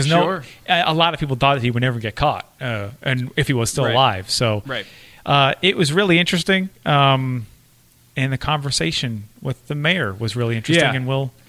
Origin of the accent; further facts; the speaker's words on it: Massachusetts, United States; Growing up in Massachusetts